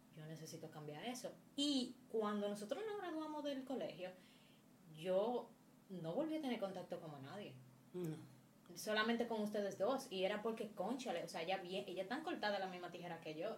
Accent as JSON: {"language": "Spanish", "town": "Moca", "region": "Espaillat", "country": "Dominican Republic", "tie": "born or raised there", "moved": "as an adult", "lives_now": "Santo Domingo, Dominican Republic", "said": "mi ciudad natal Moca"}